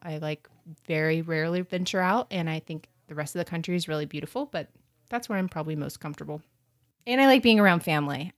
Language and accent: English; North Florida, United States; I'm from North Florida, which is South Georgia